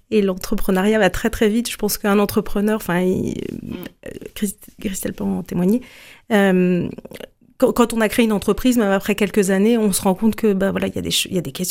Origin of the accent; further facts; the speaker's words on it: Grand Est, France; Moi, je viens, je viens d'Alsace notamment. Enfin, j'ai pas mal déménagé, mais